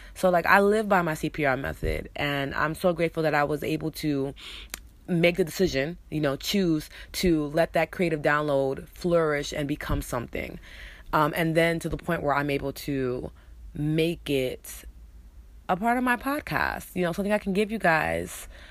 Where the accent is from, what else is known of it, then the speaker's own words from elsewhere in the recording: New York, United States; accent: New York; I'm also choosing to let my New York accent out more. So, you guys gonna hear hear it more, um, because it's a part of who I am, it's part of my culture, it's part of my upbringing